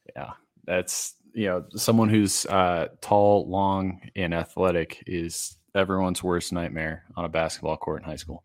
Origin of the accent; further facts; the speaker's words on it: Massachusetts, United States; now in Denver, United States; I grew up in Massachusetts